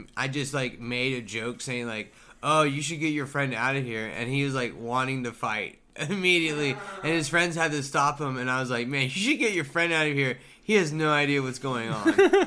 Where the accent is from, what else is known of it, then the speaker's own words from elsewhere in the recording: Tulsa, Oklahoma, United States; Because I'm from